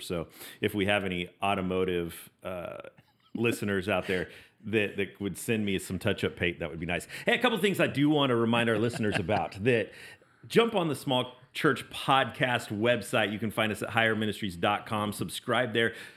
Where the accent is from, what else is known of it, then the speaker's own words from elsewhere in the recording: Las Vegas, Nevada, United States; I was born and raised in Las Vegas, Nevada